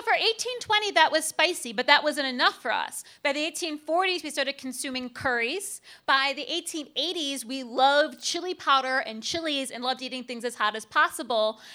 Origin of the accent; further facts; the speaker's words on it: Cleveland, Ohio, United States; I'm from Cleveland.